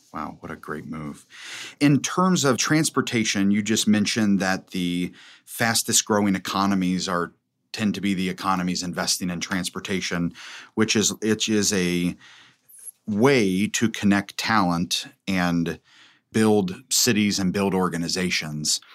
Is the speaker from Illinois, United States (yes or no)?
no; Covington, Kentucky, United States; I was born and raised in Covington